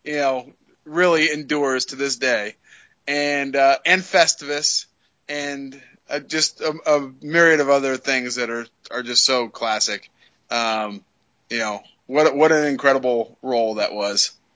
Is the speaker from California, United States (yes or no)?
yes; California, United States; also born or lived in Long Island, New York; now in New Jersey, United States; growing up in, in, California